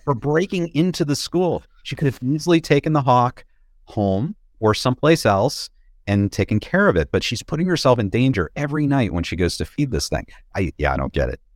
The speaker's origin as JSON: {"language": "English", "town": "Boston", "region": "Massachusetts", "country": "United States", "tie": "born or raised there", "moved": "yes", "said": "I grew up around Boston"}